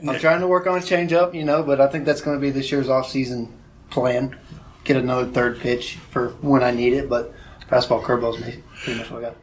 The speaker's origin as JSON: {"language": "English", "town": "Canton", "region": "North Carolina", "country": "United States", "said": "I'm from Canton, North Carolina. It's a very small town, about 35 minutes west of Asheville, little paper town"}